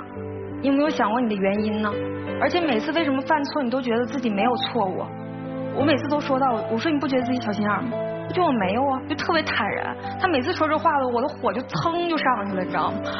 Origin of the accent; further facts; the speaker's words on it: Shandong, China; moved away as an adult; now in Harbin, China; 我家是山东的，